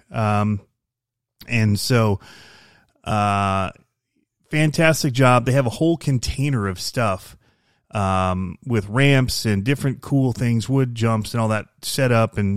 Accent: Michigan, United States; I came from Michigan.

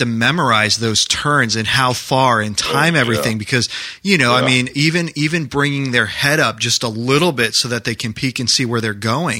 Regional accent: New Hampshire, United States; moved away; I grew up in New Hampshire, so I grew up skiing and sledding

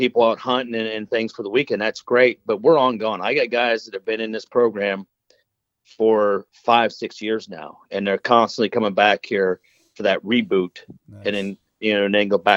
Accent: Pennsylvania, United States; now in North Carolina, United States; I'm originally from Pennsylvania.

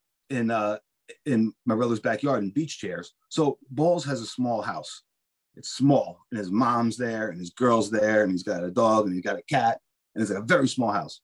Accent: Spring Lake, New Jersey, United States; I grew up in Spring Lake

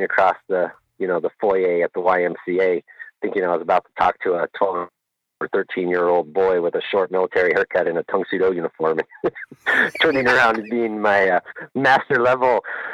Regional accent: Pacific Northwest, United States; now in Anchorage, United States; I'm originally from the Pacific Northwest

